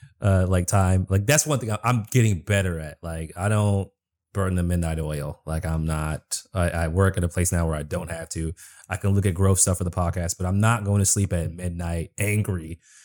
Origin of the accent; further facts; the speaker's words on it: East Coast, United States; now in Washington, D.C., United States; I mean, I grew up in the East Coast, so it's like, but I'm getting to a point where it's wearing me down.